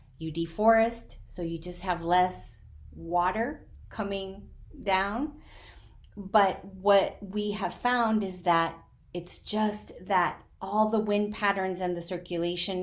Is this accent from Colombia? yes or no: yes; Colombia; now in United States; I'm from Colombia